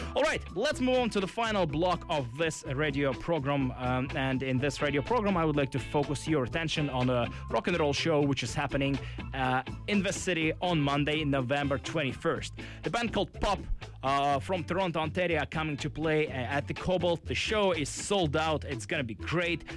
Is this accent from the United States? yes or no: no; Russia; now in Vancouver, Canada; my home country and my homeland